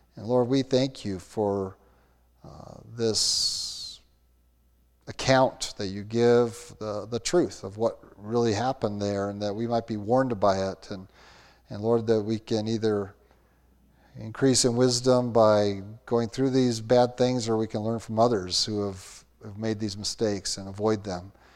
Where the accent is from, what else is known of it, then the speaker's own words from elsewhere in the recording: Austin, Minnesota, United States; I grew up in Austin, Minnesota, home of hormels